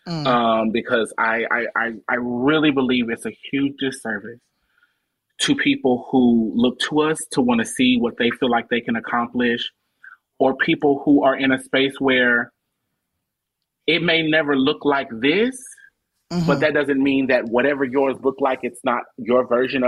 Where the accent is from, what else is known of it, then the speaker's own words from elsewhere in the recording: Omaha, Nebraska, United States; moved away as an adult; now in Atlanta, United States; I live in Atlanta now, but I'm born and raised in Omaha, Nebraska.